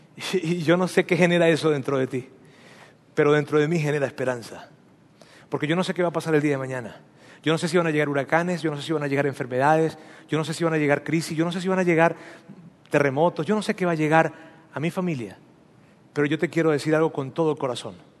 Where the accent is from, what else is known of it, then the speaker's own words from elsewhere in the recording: Mexico; Aquí todos somos mexicanos